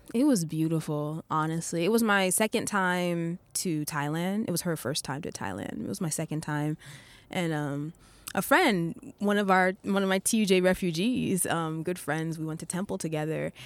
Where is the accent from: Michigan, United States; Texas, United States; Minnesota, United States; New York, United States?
New York, United States; Rockland County; moved away as an adult; now in Japan; I'm originally from Rockland County, New York